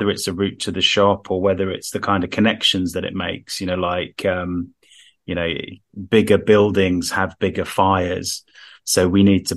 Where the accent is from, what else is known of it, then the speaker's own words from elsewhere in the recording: Harrow, London, United Kingdom; In my hometown, first speed limit in the world, I think, 10 miles an hour in Harrow on the Hill